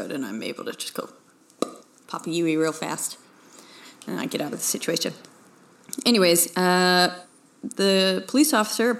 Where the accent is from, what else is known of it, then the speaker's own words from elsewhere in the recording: Houston, Texas, United States; now in Waco, United States; I'm from the Houston area originally